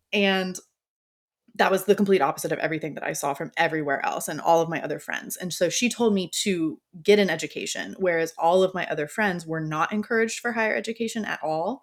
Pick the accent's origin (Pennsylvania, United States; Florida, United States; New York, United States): Florida, United States; I am from Florida